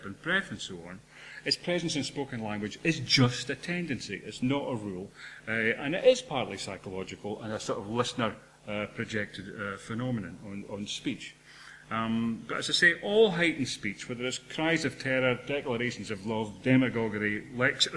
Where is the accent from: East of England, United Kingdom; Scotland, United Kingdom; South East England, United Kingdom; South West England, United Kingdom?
Scotland, United Kingdom; Dundee; I'm from Dundee